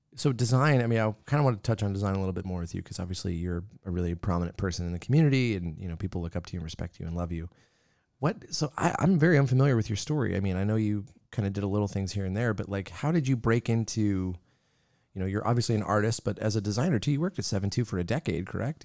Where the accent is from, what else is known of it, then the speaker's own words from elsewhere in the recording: Yakima, Washington, United States; now in Spokane, United States; Growing up in Yakima, never thought I'd end up here.